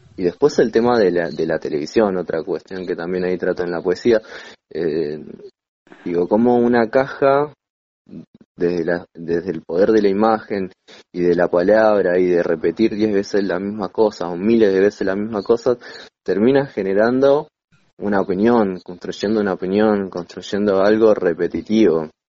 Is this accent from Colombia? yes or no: no; Rafael Castillo, Buenos Aires Province, Argentina; soy de La Matanza, eh, de Rafael Castillo